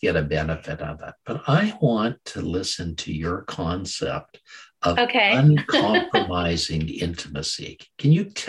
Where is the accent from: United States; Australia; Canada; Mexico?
Canada; Calgary, Alberta; I was born in Calgary, Alberta, the home of country and Western music.